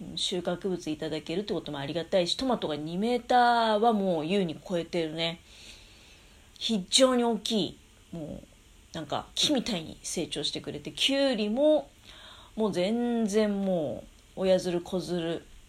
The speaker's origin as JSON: {"language": "Japanese", "town": "Tokamachi", "region": "Niigata", "country": "Japan", "tie": "born or raised there", "said": "私の実家の十日町の方"}